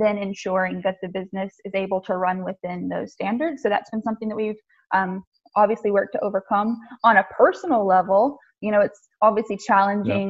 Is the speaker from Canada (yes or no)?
no; the South, United States; I come from the South too